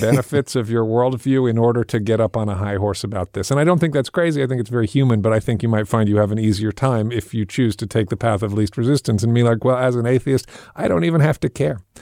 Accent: England, United Kingdom; I grew up in England

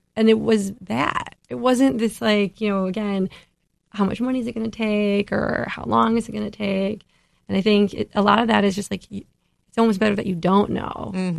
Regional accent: Midwest, United States; I grew up in the Midwest

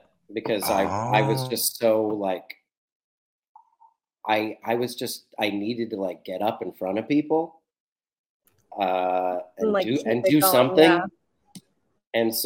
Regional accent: Columbus, Ohio, United States; moved away; I'm from Columbus, Ohio.

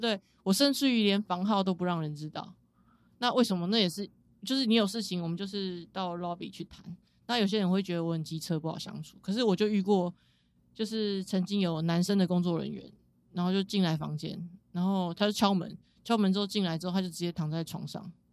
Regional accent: Taiwan; 我是从台湾来的

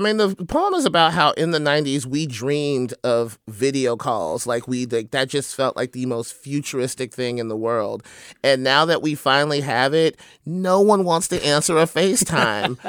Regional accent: Triana, Alabama, United States; also born or lived in Athens, Alabama; now in Oakland, United States; I was born in Athens, right, but I grew up in Triana

